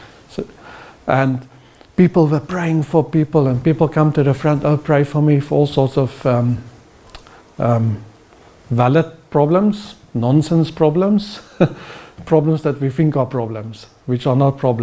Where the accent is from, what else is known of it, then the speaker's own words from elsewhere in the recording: South Africa; now in Norway; as a South African